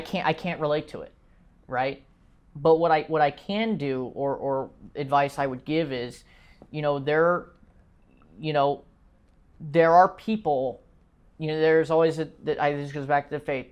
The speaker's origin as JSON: {"language": "English", "country": "United States", "said": "as an American"}